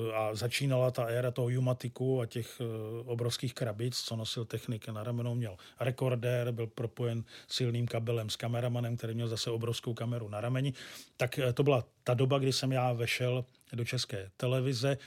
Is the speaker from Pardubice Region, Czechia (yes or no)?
yes; Pardubice, Pardubice Region, Czechia; now in Hradec Králové, Czechia; Já jsem rodilý Pardubák, no Pardubičan přesně a do Hradce Králové jsem se přestěhoval